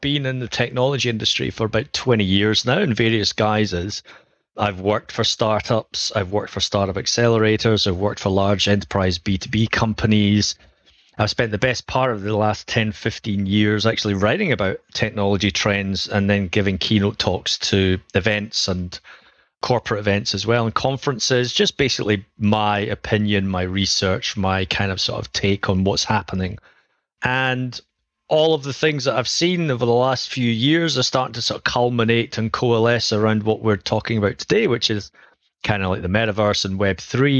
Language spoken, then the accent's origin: English; Edinburgh, Scotland, United Kingdom; accent: Scottish; I am from Edinburgh in Scotland for anyone who can recognize a Scottish tone.